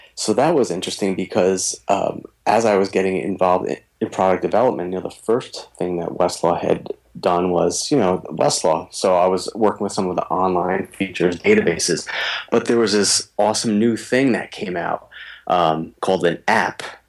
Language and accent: English; East Coast, United States; now in Minnesota, United States; can't tell from the way I talk, I'm from the East Coast, but I am living in Minnesota now